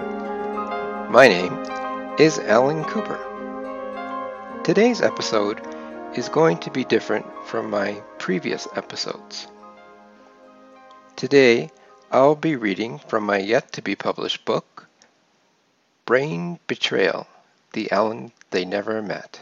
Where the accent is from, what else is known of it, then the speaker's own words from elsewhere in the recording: Calgary, Alberta, Canada; grew up in Calgary, Alberta, Canada